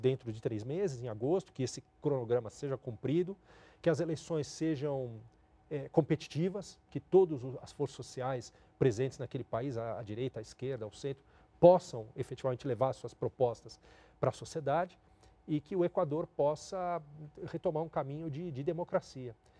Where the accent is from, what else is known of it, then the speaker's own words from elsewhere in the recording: Brazil; Como brasileiros, como latino-americanos